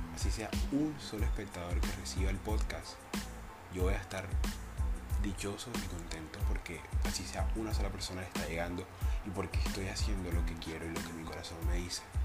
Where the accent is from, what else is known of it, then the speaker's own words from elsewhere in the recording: Cartagena, Bolívar, Colombia; soy colombiano, soy cartagenero